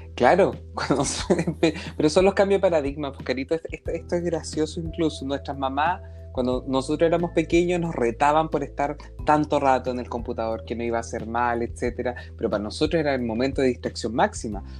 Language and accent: Spanish; Concepción, Biobío, Chile; nosotros somos de Concepción ah. eh, y alrededores